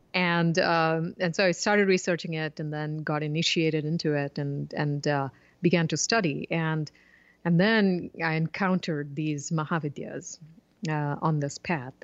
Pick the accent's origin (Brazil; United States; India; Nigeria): India; southern India; I grew up in India and was immersed in, you know, the, uh, philosophy of yoga and Vedanta